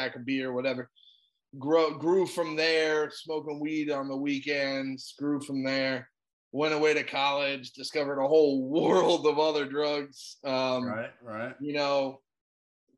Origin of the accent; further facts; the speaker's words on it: South Florida, United States; I'm from South Florida, born and raised, still here.